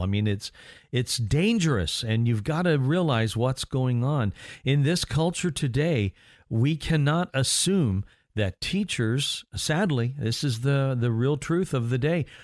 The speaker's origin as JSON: {"language": "English", "region": "Indiana", "country": "United States", "tie": "born or raised there", "said": "my home state of Indiana"}